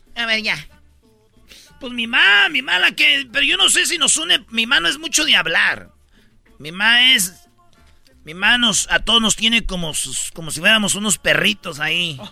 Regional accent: Mexico; Yo soy mexicano

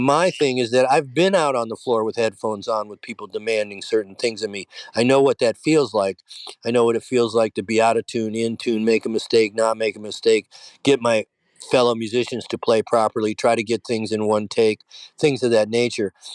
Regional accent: Detroit, Michigan, United States; I grew up in Detroit

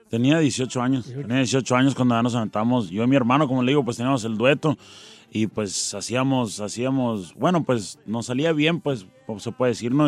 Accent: Tucson, Arizona, United States; also born or lived in Nogales, Sonora, Mexico; Yo me crié en Tucson, que está pegado casi al, Nogales, Sonora

